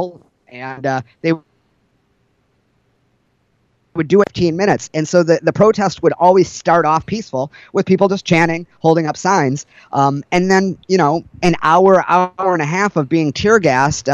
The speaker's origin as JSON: {"language": "English", "town": "Detroit", "region": "Michigan", "country": "United States", "tie": "born or raised there", "moved": "yes", "lives_now": "Portland, United States", "said": "growing up in Detroit, I've dealt with police brutality"}